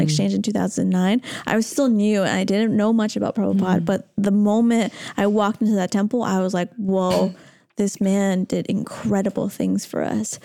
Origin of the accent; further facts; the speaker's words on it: Toronto, Ontario, Canada; Toronto, my hometown